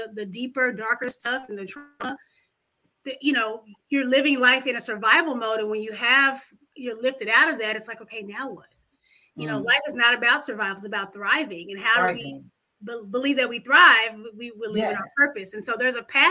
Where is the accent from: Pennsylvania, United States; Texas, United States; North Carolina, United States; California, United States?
Texas, United States; Dallas; also born or lived in Houston, Texas / New York; I grew up here in Dallas, Texas, been educated in Houston and New York